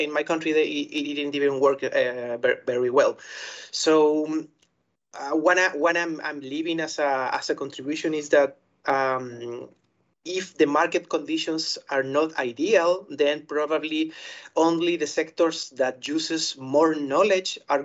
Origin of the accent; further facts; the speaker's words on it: Chile; I'm from Chile.